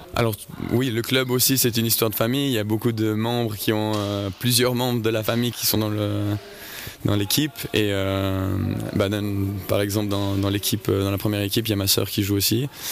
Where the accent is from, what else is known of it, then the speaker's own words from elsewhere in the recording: Saint-Maurice, Valais, Switzerland; je viens de Saint-Maurice